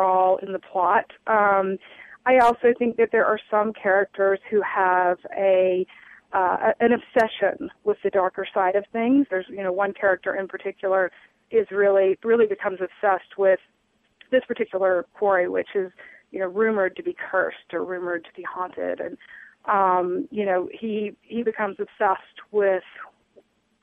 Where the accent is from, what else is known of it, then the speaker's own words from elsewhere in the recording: Jackson, Mississippi, United States; moved away; I grew up in Jackson, Mississippi, was born and raised in South Jackson